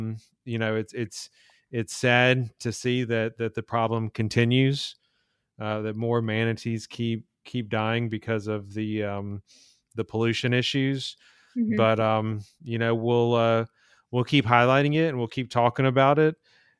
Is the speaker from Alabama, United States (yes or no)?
yes; Birmingham, Alabama, United States; So I'm from Alabama, Birmingham, and so we have great water there.